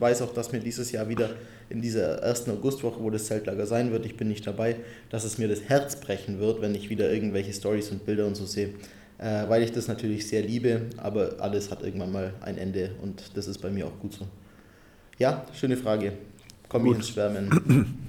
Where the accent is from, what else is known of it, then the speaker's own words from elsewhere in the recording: Allgäu / Unterallgäu, Bavaria, Germany; moved away; meine Heimatregion